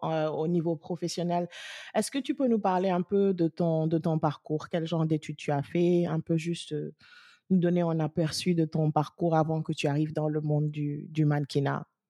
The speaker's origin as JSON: {"language": "French", "country": "Senegal", "said": "dans notre société sénégalaise"}